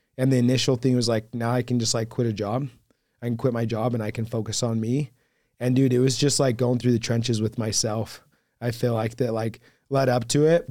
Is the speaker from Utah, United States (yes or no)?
yes; Hurricane, Utah, United States; also born or lived in Fort Worth, Texas; was born and raised in Hurricane